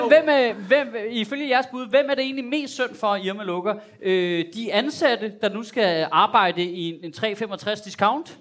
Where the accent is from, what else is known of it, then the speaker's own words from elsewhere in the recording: Copenhagen, Capital Region of Denmark, Denmark; som københavner